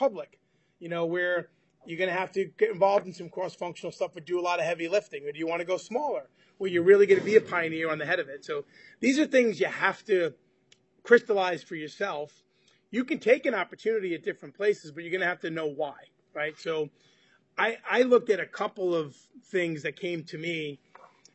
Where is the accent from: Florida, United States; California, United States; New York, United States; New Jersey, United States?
New York, United States; I'm from New York